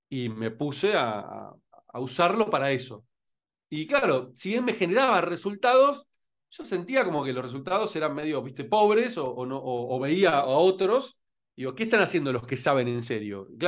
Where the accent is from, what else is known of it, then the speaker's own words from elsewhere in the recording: Rosario, Santa Fe, Argentina; moved away as an adult; also born or lived in Buenos Aires, Argentina; now in Spain; yo nací en Rosario en realidad y después fui a, Buenos Aires, o que son los dos lugares donde viví en mi vida, Rosario y Buenos Aires, nada más.